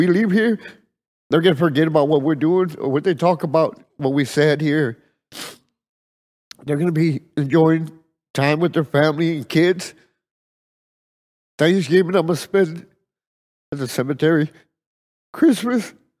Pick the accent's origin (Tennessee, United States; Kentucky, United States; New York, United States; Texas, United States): Texas, United States; Edinburg; I'm from Edinburgh, Texas.